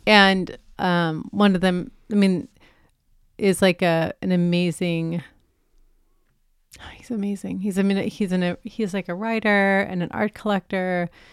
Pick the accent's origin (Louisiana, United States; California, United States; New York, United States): California, United States; San Francisco; moved away; I grew up in San Francisco on eighteenth and Castro